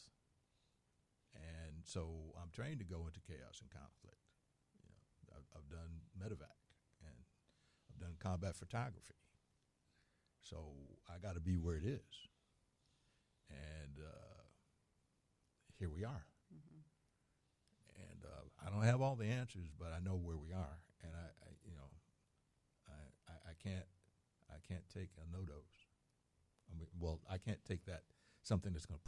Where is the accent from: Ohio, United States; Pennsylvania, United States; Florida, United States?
Pennsylvania, United States; Philadelphia; moved away; also born or lived in Germany; I grew up in Philadelphia, I grew up in history